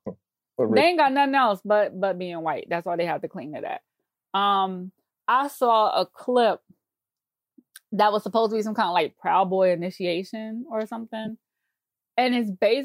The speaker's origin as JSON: {"language": "English", "region": "New York", "country": "United States", "said": "I say this as a New Yorker"}